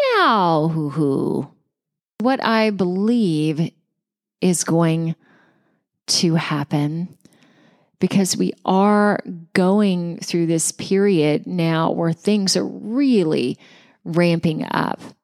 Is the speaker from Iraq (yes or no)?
no; Georgia, United States; my home state of Georgia